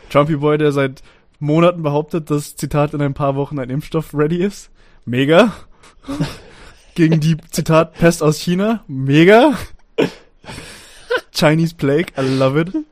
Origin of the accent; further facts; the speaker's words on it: Stuttgart, Baden-Württemberg, Germany; Naja, für mich als Stuttgarter nicht. Alles ab Frankfurt ist Norddeutschland.